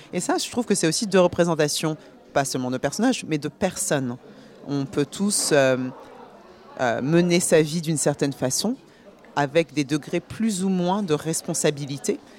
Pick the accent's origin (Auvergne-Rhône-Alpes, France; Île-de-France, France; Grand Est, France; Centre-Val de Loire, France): Île-de-France, France; Paris; also born or lived in Guinea / Burgundy; now in New York, United States; je, vis à New York, mais je suis née à Paris